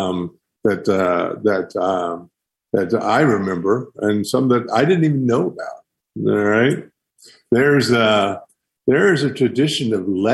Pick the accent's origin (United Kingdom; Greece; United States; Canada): United States; the Great Smokies, Southern Appalachia; growing up in the Smokies